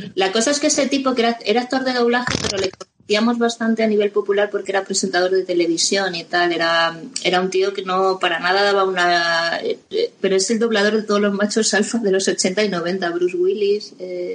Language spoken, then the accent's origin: Spanish; Spain; nosotros somos españoles